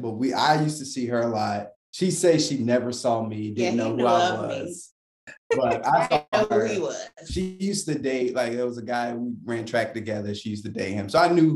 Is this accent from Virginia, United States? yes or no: yes; Virginia, United States; moved away as an adult; also born or lived in Oklahoma; We're originally from Virginia, so like East Coast all day